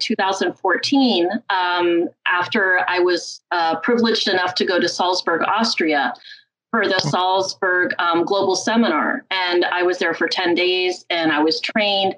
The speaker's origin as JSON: {"language": "English", "town": "Hialeah", "region": "Florida", "country": "United States", "tie": "born or raised there", "also_born_or_lived": "Connecticut", "said": "I was born in Connecticut, but I was actually raised in Hialeah. I went to Hialeah High School"}